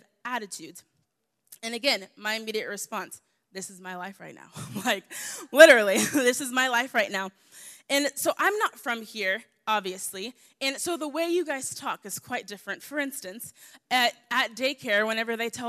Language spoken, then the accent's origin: English; the South, United States; I'm from the South, so I'm used to talking back